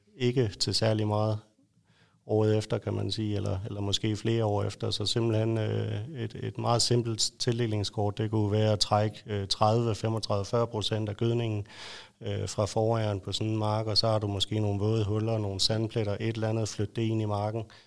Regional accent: Lolland, Zealand, Denmark; født og opvokset på Lolland

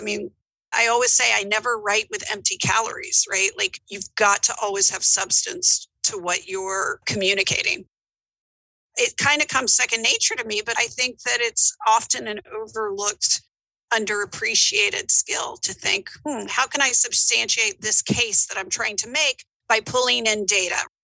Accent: Atlanta, Georgia, United States; also born or lived in New York; now in Memphis, United States; I grew up in Atlanta, Georgia

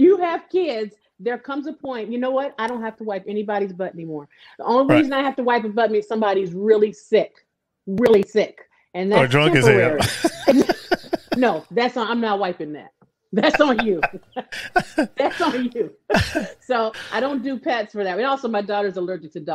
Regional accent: Sacramento, California, United States; I'm a California girl, born and raised. I'm from Sacramento, California

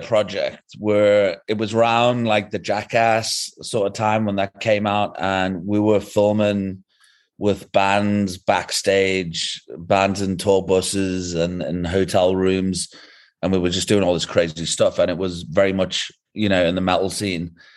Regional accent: England, United Kingdom; moved away as an adult; now in South Africa; originally I'm from England, but the past fourteen years I've been living in South Africa

